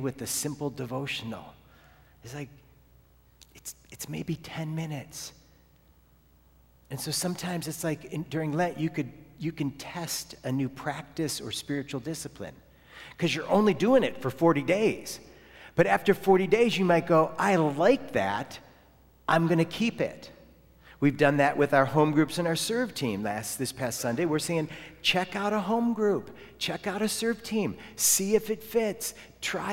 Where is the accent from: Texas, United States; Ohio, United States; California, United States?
Ohio, United States; moved away; also born or lived in Florida; and I'm from Ohio.